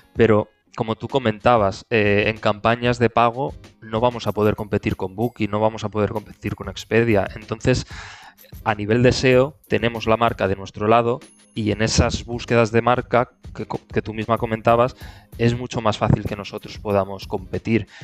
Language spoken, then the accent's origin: Spanish; Benidorm, Valencian Community, Spain; yo soy de, de Benidorm